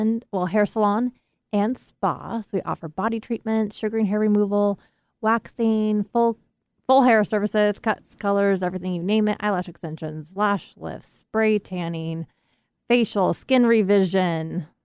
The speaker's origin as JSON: {"language": "English", "town": "Seattle", "region": "Washington", "country": "United States", "said": "So I came from Seattle."}